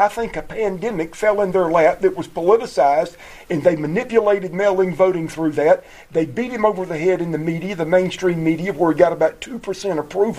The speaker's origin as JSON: {"language": "English", "region": "South Carolina", "country": "United States", "tie": "born or raised there", "said": "It's not Nikki Haley that was the governor from my home state of South Carolina."}